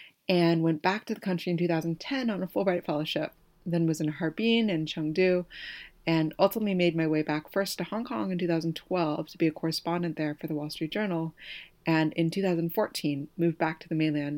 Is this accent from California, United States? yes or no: yes; Oakland, California, United States; I grew up in Oakland, California.